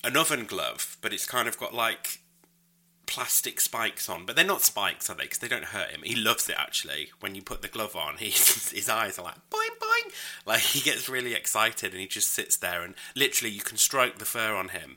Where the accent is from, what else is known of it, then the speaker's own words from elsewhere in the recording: United Kingdom; I'm British.